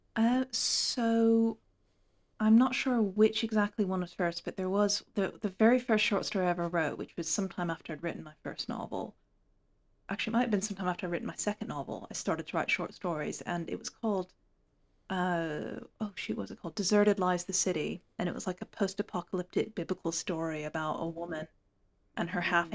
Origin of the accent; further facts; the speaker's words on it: Hong Kong; also born or lived in United States; now in England, United Kingdom; I was born in the States. I grew up in Hong Kong. I now live in the north of England